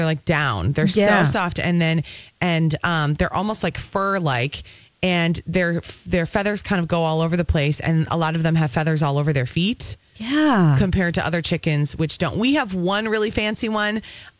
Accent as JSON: {"language": "English", "town": "Apple Valley", "region": "Minnesota", "country": "United States", "tie": "born or raised there", "said": "I grew up in the suburbs. I grew up in Apple Valley."}